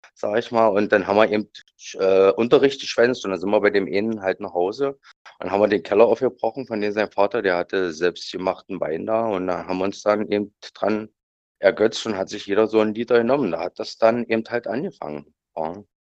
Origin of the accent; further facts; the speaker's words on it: Lutherstadt Wittenberg, Saxony-Anhalt, Germany; bei uns in Lutherstadt-Wittenberg eine Schule gemacht